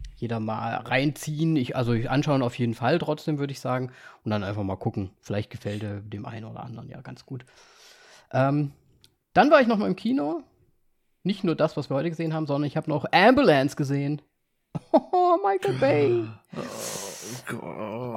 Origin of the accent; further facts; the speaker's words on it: Vienna, Austria; moved away; meiner Geburtsstadt war. Ich war in Wien